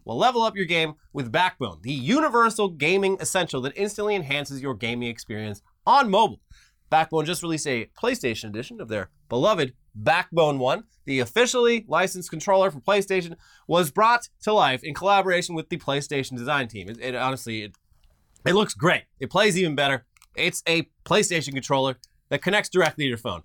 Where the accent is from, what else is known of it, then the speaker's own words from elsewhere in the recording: Orange County, California, United States; I grew up in Orange County, where volleyball is fucking huge